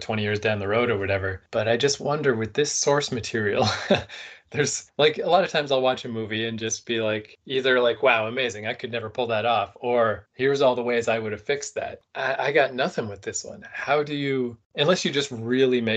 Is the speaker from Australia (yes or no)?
no; Canada; I'm Canadian.